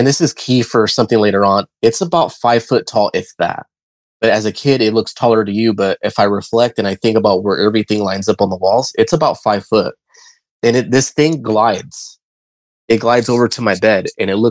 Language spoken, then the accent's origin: English; Modesto, California, United States; I'm from Modesto, California. I lived in the South Side back then